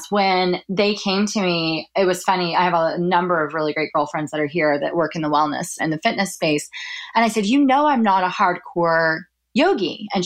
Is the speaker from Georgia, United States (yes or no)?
no; Dallas, Texas, United States; moved away as an adult; now in New York, United States; So I'm originally from Dallas, from a suburb of Dallas, and I went to school at the University of Oklahoma and then moved up here to pursue a career in PR